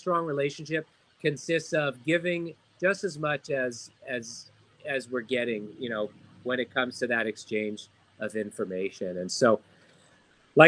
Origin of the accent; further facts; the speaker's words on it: Southern California, United States; growing up in Southern California, I speak Spanish